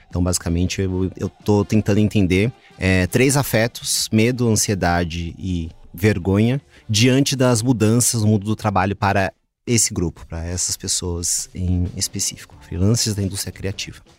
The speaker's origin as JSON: {"language": "Portuguese", "town": "Mogi das Cruzes", "region": "São Paulo", "country": "Brazil", "moved": "yes", "lives_now": "São Paulo, Brazil", "said": "eu não sou daqui, né? Moro há 20 anos e tal, mas é, sou de Mogi das Cruzes."}